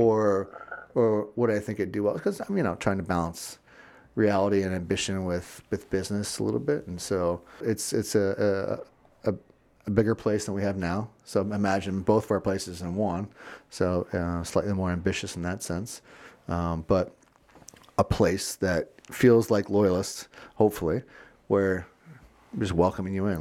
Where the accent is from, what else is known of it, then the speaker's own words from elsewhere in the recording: Florida, United States; also born or lived in Virginia; now in Chicago, United States; growing up in Florida